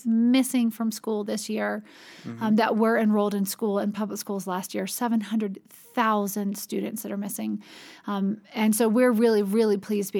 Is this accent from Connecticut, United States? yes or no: no; North Carolina, United States; I grew up in North Carolina, and go Tar Heels! basketball.